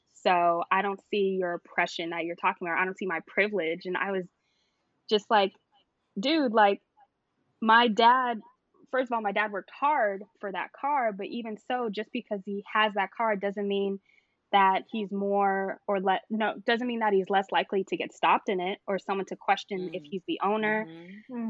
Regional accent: Santa Clarita, California, United States; also born or lived in Studio City, California; I was born in Studio City, San Fernando Valley, all the way, but the majority of my uh-huh. life, I grew up in um, Santa Clarita

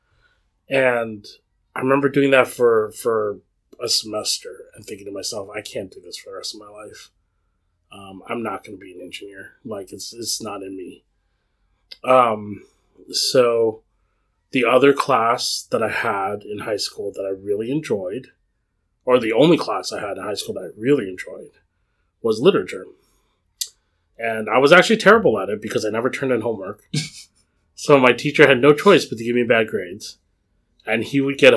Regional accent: Cupertino, California, United States; I grew up in the Cupertino area

